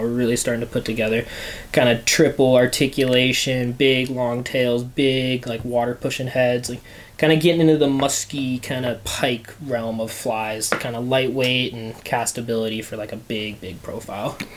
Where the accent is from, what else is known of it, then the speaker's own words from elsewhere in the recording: Bend, Oregon, United States; also born or lived in Bozeman; I was born and raised here in Bend